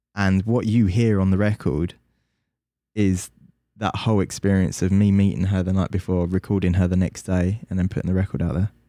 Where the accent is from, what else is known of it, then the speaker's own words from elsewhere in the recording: London, United Kingdom; I'm from London